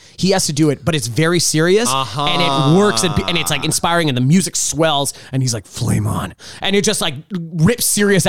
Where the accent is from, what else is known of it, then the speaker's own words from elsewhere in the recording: New York, United States; I'm from New York.